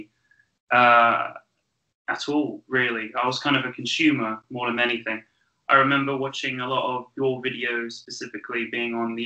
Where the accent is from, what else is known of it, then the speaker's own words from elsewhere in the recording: Great Missenden, South East England, United Kingdom; I was born in Buckinghamshire. I was born near a village called Great Missenden